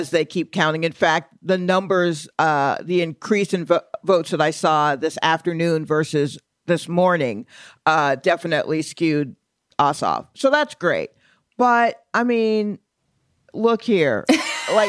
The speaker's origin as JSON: {"language": "English", "town": "Atlanta", "region": "Georgia", "country": "United States", "tie": "born or raised there", "said": "I grew up in Atlanta"}